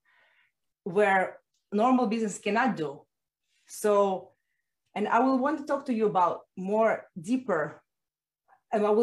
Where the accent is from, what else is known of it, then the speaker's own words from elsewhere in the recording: Russia; now in Miami, United States; I was born in Russia, as you guess, and I've been living right now in Miami.